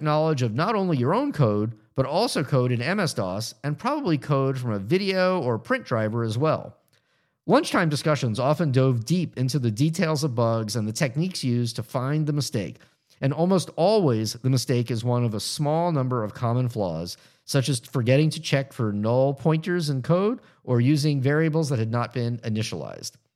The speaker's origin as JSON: {"language": "English", "region": "Florida", "country": "United States", "tie": "born or raised there", "moved": "yes", "said": "the people I grew up with in Florida"}